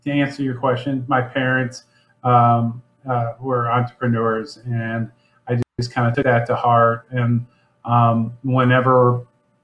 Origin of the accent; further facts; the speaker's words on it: Lake St. Louis, Missouri, United States; I grew up in St. Charles County, grew up out of Lake St. Louis and presently live in St. Peter's